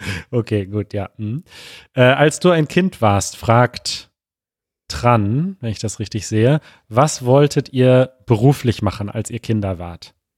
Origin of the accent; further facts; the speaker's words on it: Münster, North Rhine-Westphalia, Germany; moved away; also born or lived in Mexico; wir sind beide in Münster in Westfalen geboren